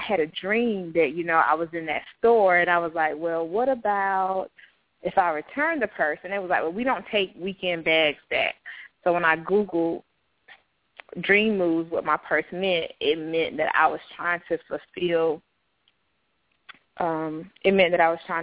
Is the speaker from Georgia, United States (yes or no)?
no; Laurinburg, North Carolina, United States; I was born in Laurinburg, North Carolina